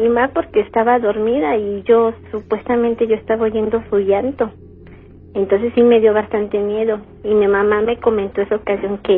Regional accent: San Juan del Río, Querétaro, Mexico; Vengo, de San Juan

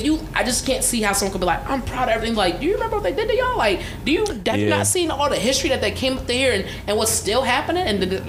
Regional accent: United States; to the people outside of America, I'm American.

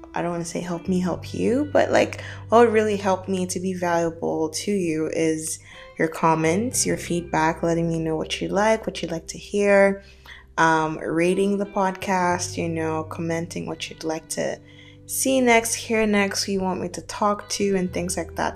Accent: Nigeria; moved away as an adult; also born or lived in Canada; now in Dubai, United Arab Emirates; I am Nigerian. I was born and brought up in Nigeria for my for the better part of my early childhood.

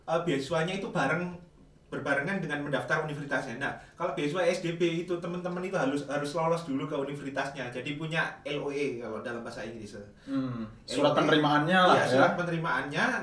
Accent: Surabaya, East Java, Indonesia; Nah, saya kebetulan dari Surabaya itu mantau terus kalau kalau luang dulu waktu les juga saya main ke bibliotek

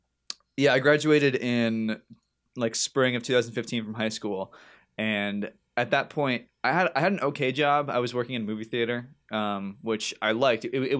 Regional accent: North Carolina, United States; born there; also born or lived in New Jersey / New Hampshire; Well, I was born in North Carolina, so I got rebel in my blood.

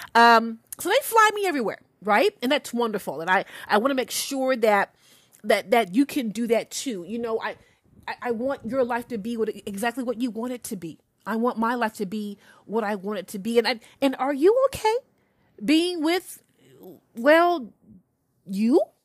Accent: Alabama, United States; I'm a true Southern Belle, y'all. I'm from Alabama

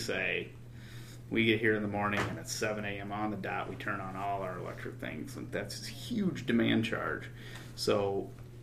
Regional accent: Rudyard, Michigan, United States; also born or lived in Grand Rapids, Michigan; I spent 4 years up in Rudyard, so I went to one room Christian school, grades 1 through 6

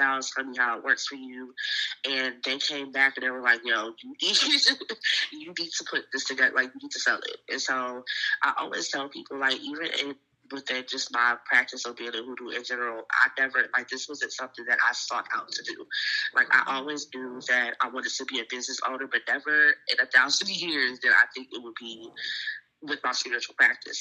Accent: Virginia, United States; I can only speak for where I'm raised, and I feel like Virginia in total is a very spiritual place

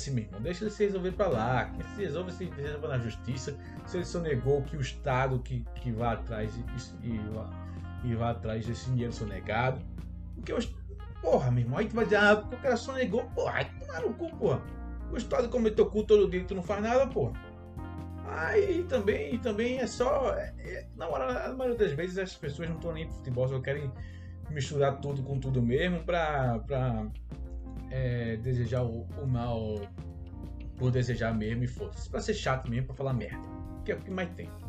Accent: Brazil; eu vou fazer questão de dizer que sou brasileiro

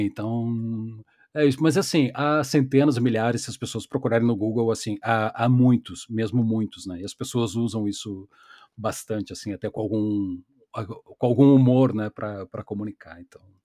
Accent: Porto Alegre, Rio Grande do Sul, Brazil; eu sou um gaúcho urbano de Porto Alegre

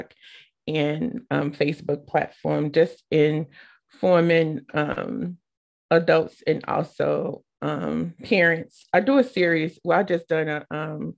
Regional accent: Chicago, Illinois, United States; now in Manchester, United States; I live in Manchester, Iowa. I'm originally from Chicago, Illinois

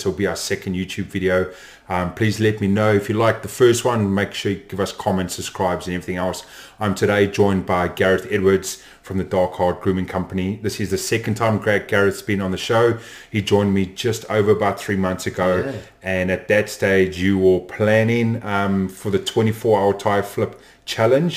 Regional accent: New Zealand; as a New Zealander

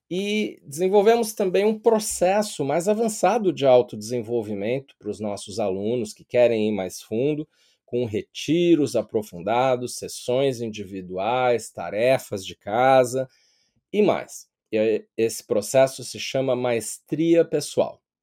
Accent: São Paulo, Brazil; moved away as an adult; now in London, United Kingdom; eu nasci e cresci em São Paulo, sou paulistano

